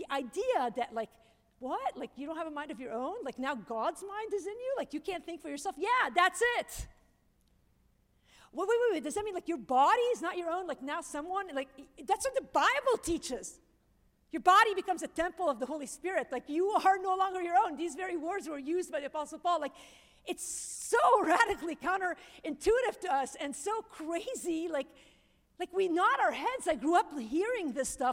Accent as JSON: {"language": "English", "country": "Lebanon", "said": "I'm Lebanese"}